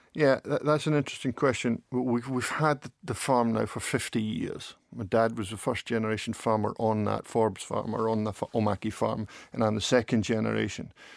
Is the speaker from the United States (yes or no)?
no; Dundee, Scotland, United Kingdom; also born or lived in Epping, England; they wanted to move at, when I was at the ripe old age of two, to come to O'Mackie in Dundee. So when I was two, that's when we moved up